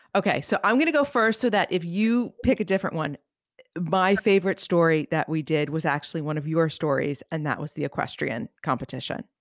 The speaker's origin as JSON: {"language": "English", "region": "outside of New York City", "country": "United States", "tie": "born or raised there", "said": "I grew up outside of New York City in the seventies and the eighties"}